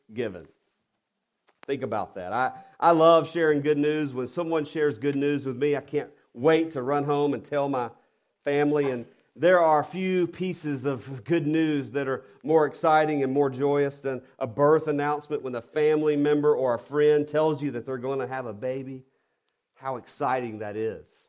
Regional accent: the South, United States; I'm I'm from the South and I'm a redneck at heart and I have to watch my enunciation. So I'm probably saying wander instead of wonder

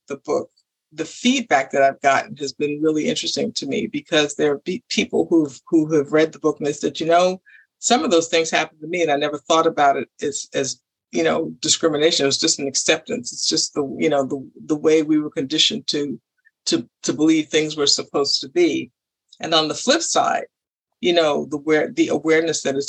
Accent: New York, United States; I grew up in New York

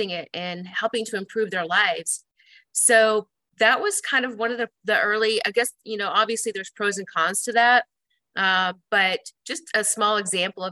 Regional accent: Des Moines, Iowa, United States; moved away as an adult; also born or lived in Chicago, Illinois; now in Omaha, United States; I grew up in Des Moines, Iowa, and I attended Iowa State University

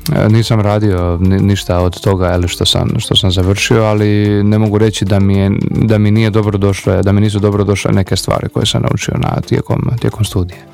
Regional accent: Šibenik, Šibenik-Knin County, Croatia; ja sam iz Šibenika

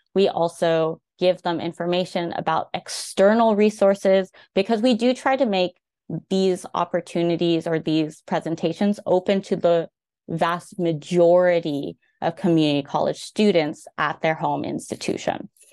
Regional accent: Bay Area Tri-Valley, California, United States; moved away as an adult; now in Virginia, United States; Bay Tri-Valley area

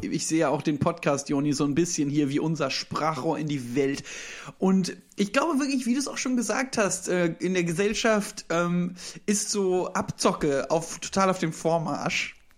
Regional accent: Düsseldorf, North Rhine-Westphalia, Germany; ich bin ja gebürtiger Düsseldorfer

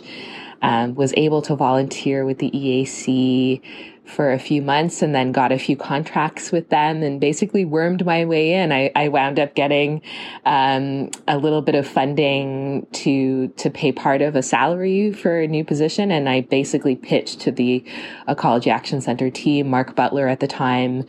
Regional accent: Toronto, Ontario, Canada; moved away as an adult; also born or lived in Halifax, Nova Scotia; I grew up in Toronto

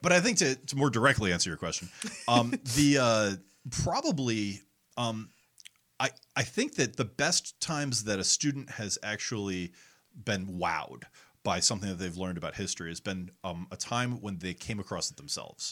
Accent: Connecticut, United States; I grew up in Connecticut

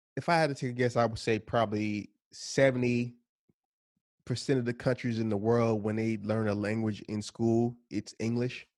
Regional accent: New Jersey, United States; also born or lived in Philadelphia; I'm from New Jersey

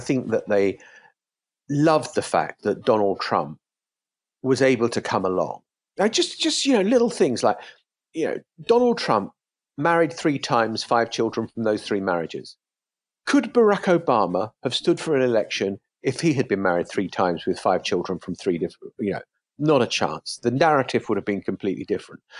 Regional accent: United Kingdom; as a British person

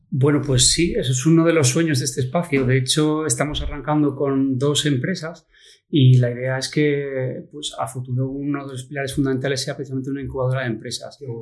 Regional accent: Oviedo, Asturias, Spain; moved away as an adult; also born or lived in Madrid / Barcelona / Dominican Republic; estudiamos juntos aquí en Oviedo, en la Gesta, luego pues eh, estudiamos también en el instituto, en el, en Aramo

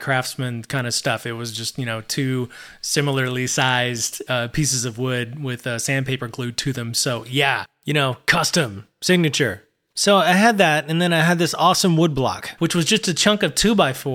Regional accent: Abilene, Texas, United States; my hometown of Abilene

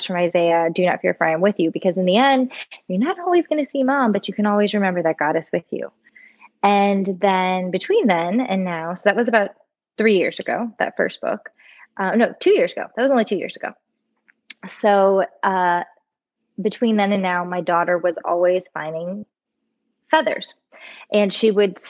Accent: Florida, United States; moved away as an adult; now in Nashville, United States; I am born and raised in Florida, just recently and bitterly moved to Nashville, Tennessee

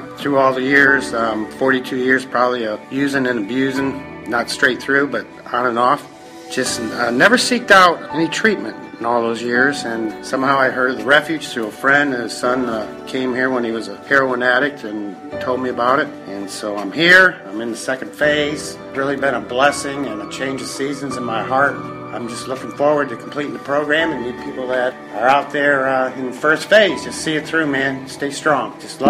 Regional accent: United States; born there; I was born on Lake Erie, middle child of seven siblings.

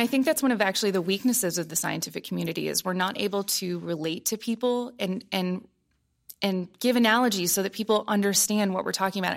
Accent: Columbus, Ohio, United States; moved away as an adult; growing up in Columbus

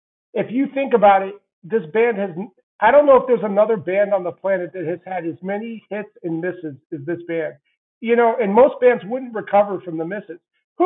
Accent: about an hour west of Vail, Colorado, United States; also born or lived in Santa Barbara, California / Denver; My hometown's about an hour west of Vail, which is where James lives, and it's about 45 minutes from Aspen. So I kind of just through default, I grew up knowing a lot of celebrities anyway

